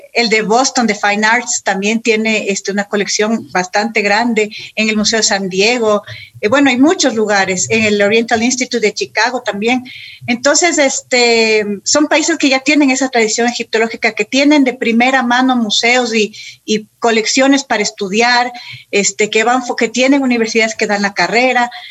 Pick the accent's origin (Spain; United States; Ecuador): Ecuador; Quito, Pichincha; soy quiteña, mis papás, mis papás también.